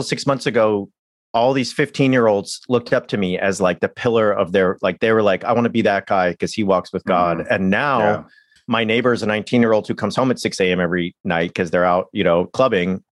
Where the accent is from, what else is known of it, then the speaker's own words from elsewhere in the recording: California, United States; I'm from California